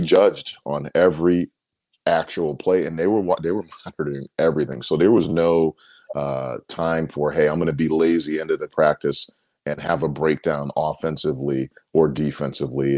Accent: Bristol, Connecticut, United States; I'm originally from Bristol, Connecticut

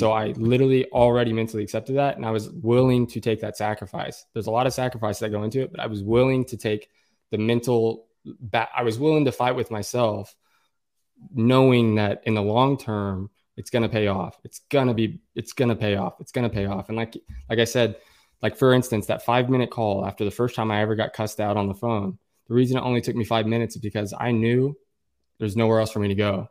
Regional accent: Oklahoma, United States; also born or lived in Tulsa, Oklahoma; I'm, I'm from Oklahoma. I live in Oklahoma, in Tulsa, Oklahoma.

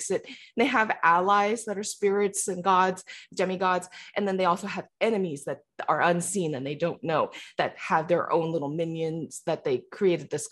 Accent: San Francisco, California, United States; also born or lived in Taiwan; I was born and raised in San Francisco.

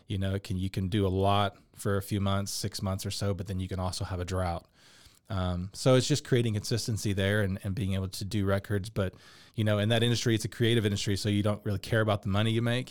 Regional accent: Dallas, Texas, United States; I grew up in Dallas, been a musician my whole life

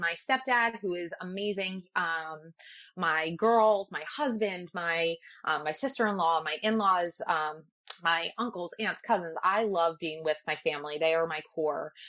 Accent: Ocean City, New Jersey, United States; I grew up in Ocean City, New Jersey

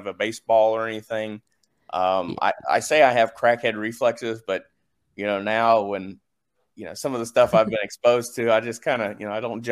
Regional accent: the South, United States; I'm from the South

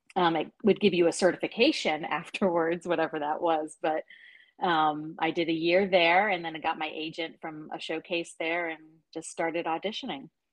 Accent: Alexandria, Virginia, United States; also born or lived in United Kingdom; Right here in Alexandria, born and born and bred

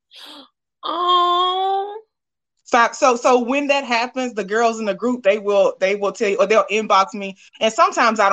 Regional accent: Alabama, United States; I'm from Bama

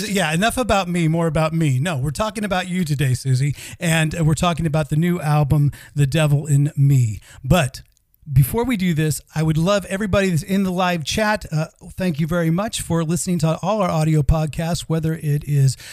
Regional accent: United States; now in Sweden; we also have a fellow American

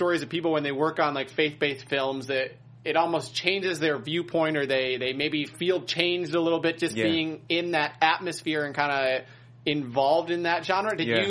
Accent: Wisconsin, United States; Yeah, I'm from Middle America, and summertime especially, I mean, I'm not a fan of the cold weather growing up in Wisconsin.

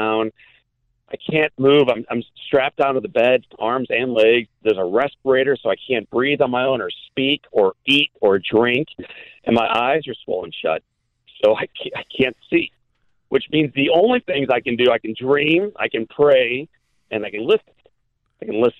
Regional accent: Midwest, United States; I grew up in the Midwest

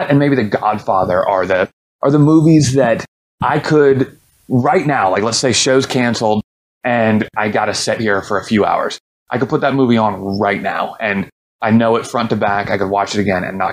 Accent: Columbus, Ohio, United States; go back to my hometown of Columbus, Ohio

